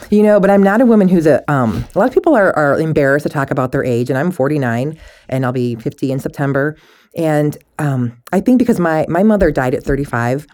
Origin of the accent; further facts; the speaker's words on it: Michigan, United States; moved away; I'm from Michigan originally